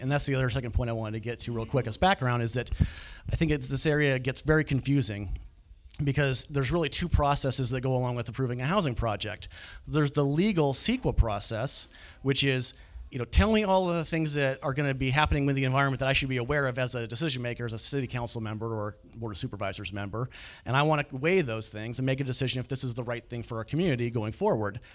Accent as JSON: {"language": "English", "area": "the Valley", "region": "California", "country": "United States", "tie": "born or raised there", "also_born_or_lived": "Bay Area", "lives_now": "Sacramento, United States", "said": "I grew up in the Valley"}